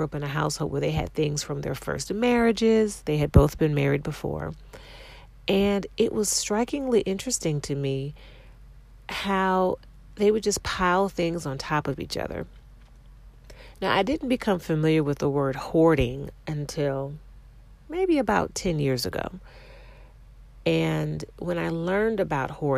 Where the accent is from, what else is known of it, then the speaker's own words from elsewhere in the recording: Ohio, United States; I grew up in Ohio